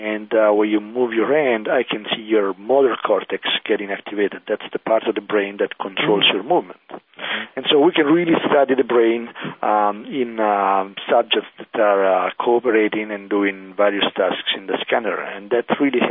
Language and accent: English; Italy; accent: Italian; English is a second language; moved away; I'm an Italian, as you can hear from my accent.